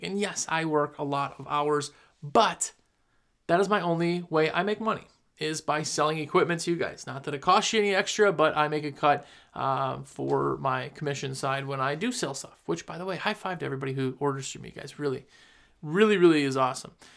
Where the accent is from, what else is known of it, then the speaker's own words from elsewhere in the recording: Wisconsin, United States; moved away as an adult; now in North Carolina, United States; I'm from Wisconsin originally. I moved to North Carolina just a couple years ago.